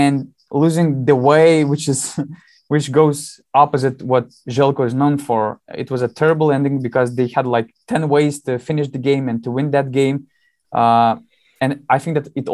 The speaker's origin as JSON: {"language": "English", "town": "Panevėžys", "region": "Panevėžys County", "country": "Lithuania", "tie": "born or raised there", "said": "Lietkabelis, my hometown team"}